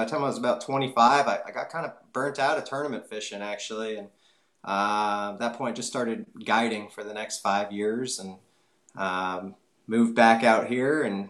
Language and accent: English; Bay Area, California, United States; now in Nashville, United States; We grew up in the Bay Area, so I was close to the bay, the ocean